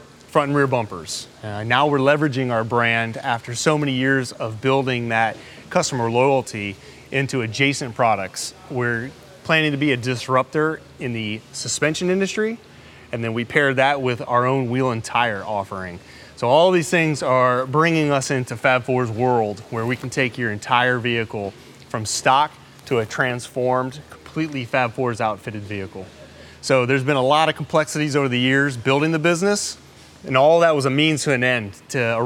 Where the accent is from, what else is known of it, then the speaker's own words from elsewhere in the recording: Texas, United States; moved away as an adult; also born or lived in Jakarta, Indonesia; I grew up in Texas